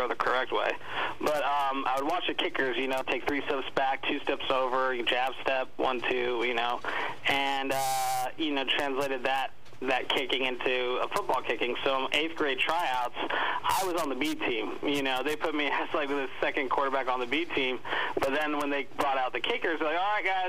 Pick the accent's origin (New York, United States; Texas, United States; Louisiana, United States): Texas, United States; I'm from Texas